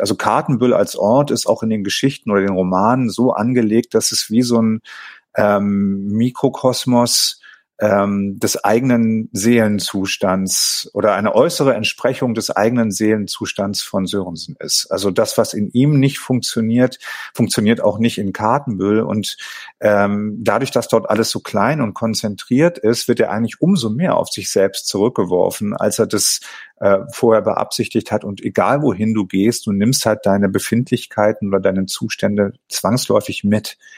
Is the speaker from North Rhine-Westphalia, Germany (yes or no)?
no; Tönning, Schleswig-Holstein, Germany; Ich komme ja gebürtig aus Tönning